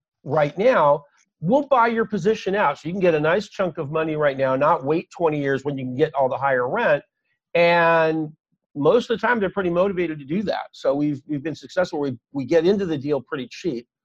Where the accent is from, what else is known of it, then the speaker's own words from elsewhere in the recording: Los Angeles, California, United States; I'm from Los Angeles